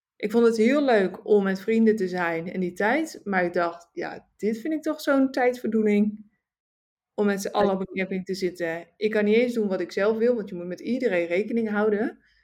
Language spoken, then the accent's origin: Dutch; Netherlands; moved away as an adult; also born or lived in Suriname / Singapore; Nederland, het is natuurlijk mijn thuisland. Het is waar ik ben geboren